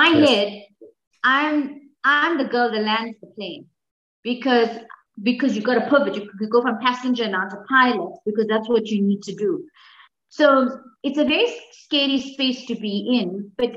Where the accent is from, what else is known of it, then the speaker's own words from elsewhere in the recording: Umzinto, KwaZulu-Natal, South Africa; I grew up in Umzinto, which is on the south coast of KZN